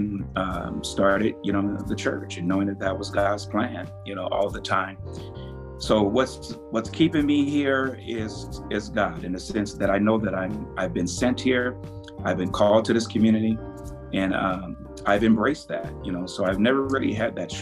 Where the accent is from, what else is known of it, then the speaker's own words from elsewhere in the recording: Compton, California, United States; moved away as an adult; now in Spokane, United States; growing up in Compton, Los Angeles, California